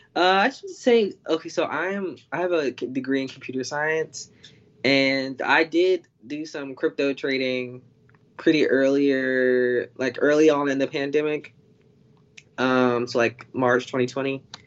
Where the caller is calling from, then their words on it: North Carolina, United States; I'm calling from North Carolina